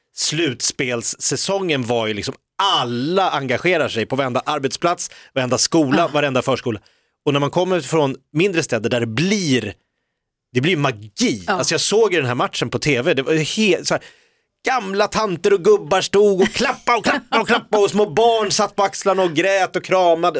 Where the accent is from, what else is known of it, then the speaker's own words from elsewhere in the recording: Stockholm, Stockholm County, Sweden; som stockholmare